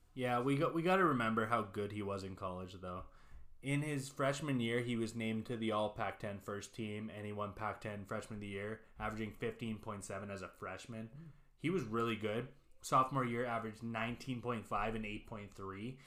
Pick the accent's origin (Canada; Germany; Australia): Canada; We're from Canada here